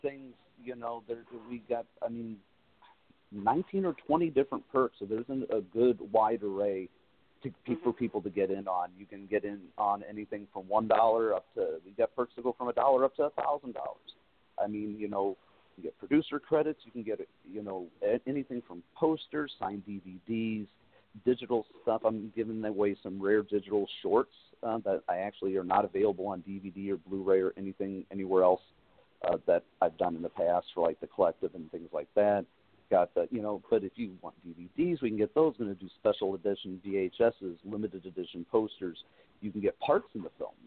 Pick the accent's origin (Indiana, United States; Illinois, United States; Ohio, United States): Indiana, United States; Valparaiso; from Indiana that I've my home state